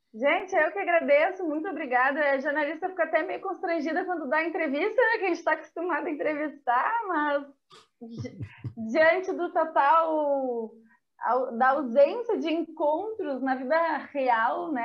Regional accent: Brazil

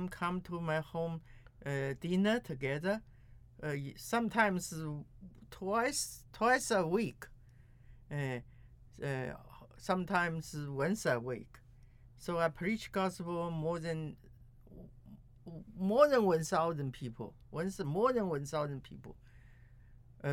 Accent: China; English is a second language; moved away as an adult; now in United States; I originally from China, but in 1984, I came from China to America and get the green card

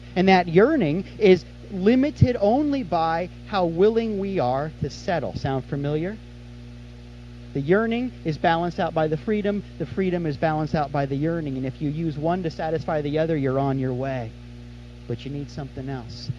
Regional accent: Kansas City, United States; now in Florida, United States; I'm from Kansas City

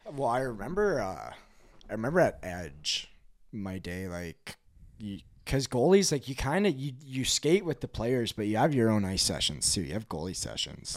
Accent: West Kelowna, British Columbia, Canada; moved away; also born or lived in Calgary; we ended up moving over to West Kelowna in two thousand seven. So, grew up in, uh, the Okanagan

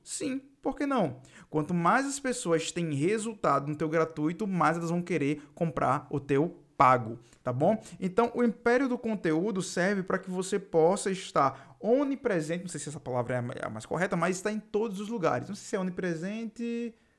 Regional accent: Northeast Region, Brazil; accent: nordestino; eu sou nordestino e tenho esse sotaque aqui nordestino

